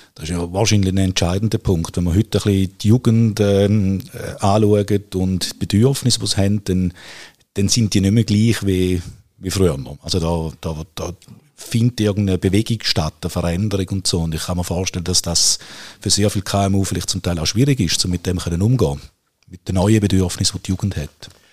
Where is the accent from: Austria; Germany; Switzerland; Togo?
Switzerland; bei uns in der Schweiz